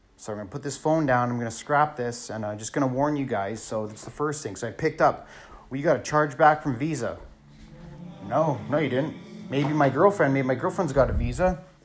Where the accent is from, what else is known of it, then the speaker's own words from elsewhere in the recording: Thunder Bay, Ontario, Canada; also born or lived in Sault Ste. Marie, Ontario; now in British Columbia, Canada; I was born in Sault Ste. Marie, Ontario. I grew up in Thunder Bay, Ontario. I live in British Columbia